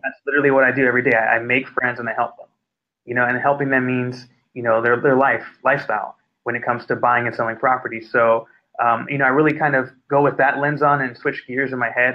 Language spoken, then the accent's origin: English; Inglewood, California, United States; I come from Inglewood, California